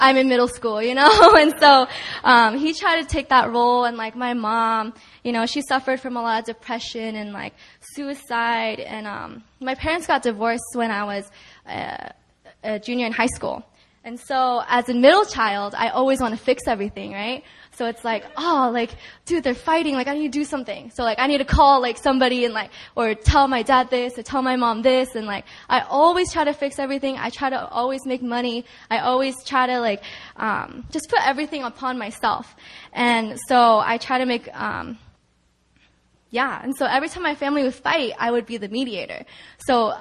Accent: California, United States; moved away as an adult; also born or lived in New York; when I went away for college in New York, I'm from California

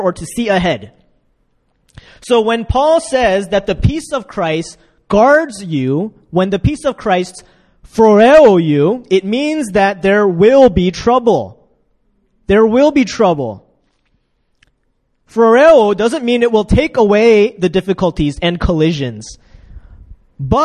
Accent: United States; moved away as an adult; also born or lived in Ukraine; now in Korea; I'm from America

